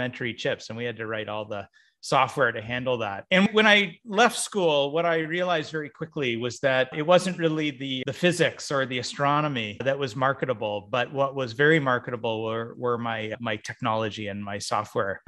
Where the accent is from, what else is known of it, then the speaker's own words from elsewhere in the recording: Canada; moved away as an adult; now in Philippines; I grew up in Canada